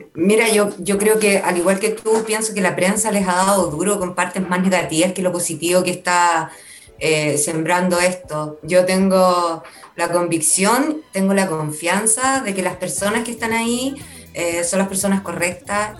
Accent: Talcahuano, Biobío, Chile; me crié en Talcahuano

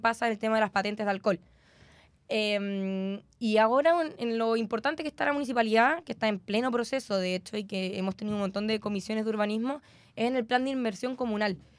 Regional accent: Concepción, Biobío, Chile; soy concejala, soy penquista

